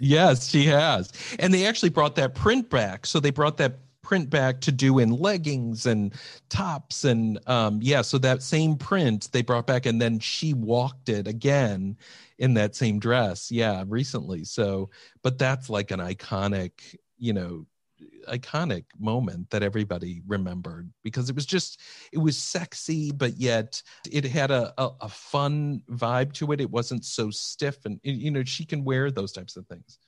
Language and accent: English; Iowa, United States; moved away; That's where I grew up. Yep, I grew up in Iowa